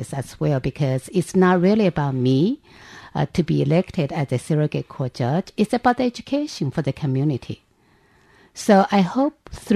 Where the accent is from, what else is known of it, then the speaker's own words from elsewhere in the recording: China; moved away as an adult; now in New York City, United States; I grew up, with a modest means family. So my mom and my dad, they sacrificed a lot in order to afford me the opportunity to go to school in China